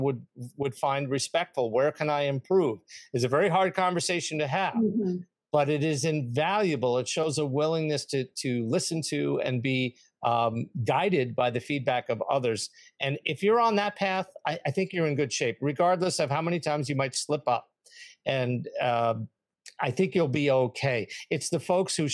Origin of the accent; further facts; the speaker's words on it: New York, United States; I'm from New York